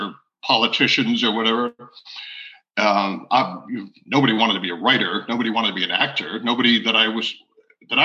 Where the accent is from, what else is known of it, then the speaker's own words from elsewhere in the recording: Providence, Rhode Island, United States; I grew up in Providence, Rhode Island, born and raised.